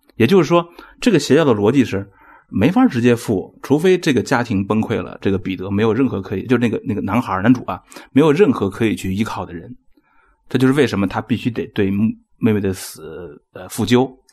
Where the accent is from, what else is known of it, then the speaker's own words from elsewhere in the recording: China; 我们中国人感觉是凄厉的